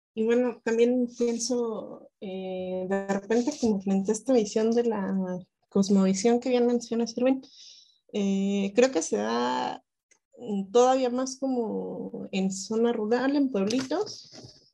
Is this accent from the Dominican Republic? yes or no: no; Toluca, State of Mexico, Mexico; yo vengo, yo vengo de Toluca